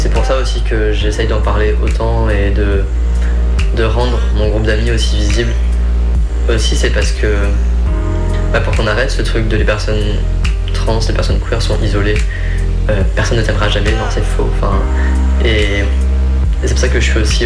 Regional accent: Creuse, Nouvelle-Aquitaine, France; je viens de Creuse, hein, donc euh, il faut le contexte aussi, hein, la campagne profonde

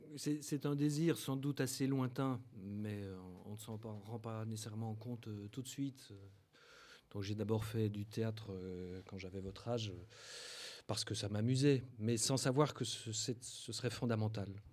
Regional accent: Belgium; moved away as an adult; also born or lived in Brussels / Paris; now in France; je suis belge euh, de naissance

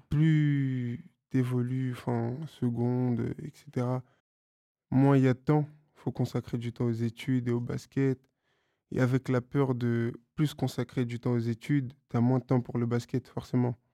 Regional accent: Paris, Île-de-France, France; Je viens de Paris. Paris. Bon, je suis né Paris

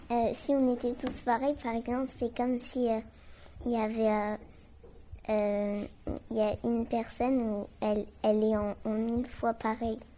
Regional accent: China; Bah, on est chinois, mais on parle français.

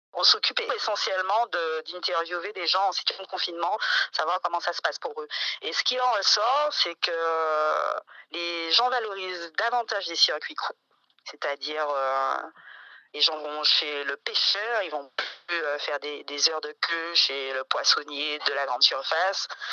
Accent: Martinique; je suis Martinique, je suis martiniquaise

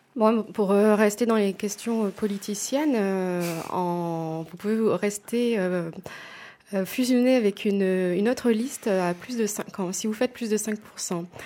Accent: Aix-en-Provence, Provence-Alpes-Côte d'Azur, France; je suis née sur Aix, j'ai toujours habité sur Aix.

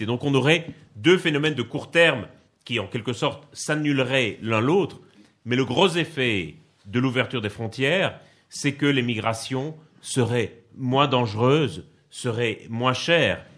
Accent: Liège, Wallonia, Belgium; accent: Belgian; moved away as an adult; now in Paris, France; je suis né à Liège, dans le sud-est de la Belgique. Donc, je suis belge, ça s'entend un peu d'ailleurs, je crois. Euh, mais j'habite à Paris depuis 2007

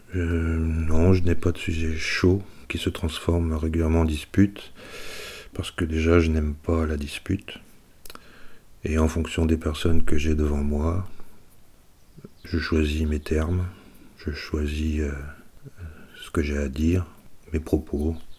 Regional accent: Savoie, Auvergne-Rhône-Alpes, France; J'ai vécu mon enfance en nourrice, en Savoie

